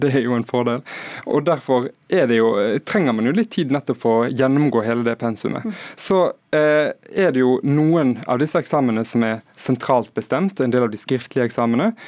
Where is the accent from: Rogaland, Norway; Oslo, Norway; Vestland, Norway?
Vestland, Norway; Hordaland; Der jeg kommer fra i Hordaland